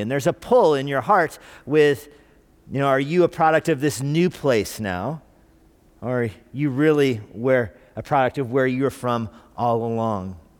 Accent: Albuquerque, New Mexico, United States; moved away; I was born in Albuquerque.

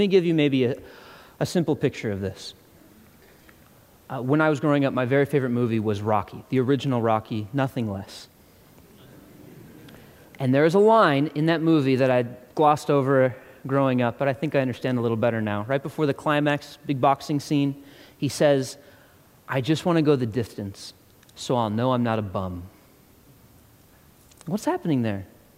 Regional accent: Ireland; I'm not just angry because I'm Irish.

